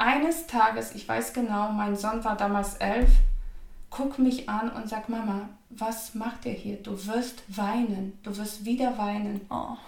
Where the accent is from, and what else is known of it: Poland; German is a second language; moved away as an adult; now in Germany